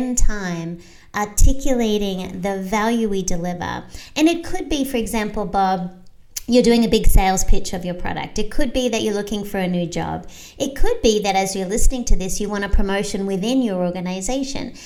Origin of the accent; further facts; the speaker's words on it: Australia; now in United States; I'm Australian, so I have a global perspective, but I also became an American citizen so I could have a local perspective